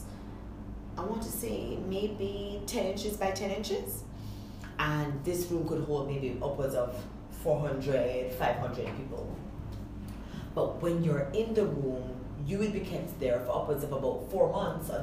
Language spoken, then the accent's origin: English; Kingston, Jamaica; moved away as an adult; also born or lived in Cambridge, Massachusetts, United States; I'm from Kingston.